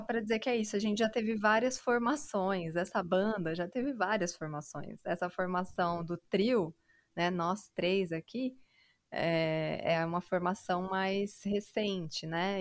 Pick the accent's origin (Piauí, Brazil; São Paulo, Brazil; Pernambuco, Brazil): São Paulo, Brazil; moved away as an adult; now in Jundiaí, Brazil; eu sou da periferia de São Paulo, né, do Grajaú